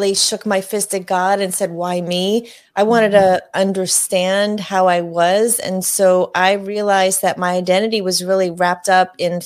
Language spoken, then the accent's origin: English; Northeast, United States; I grew up in the Northeast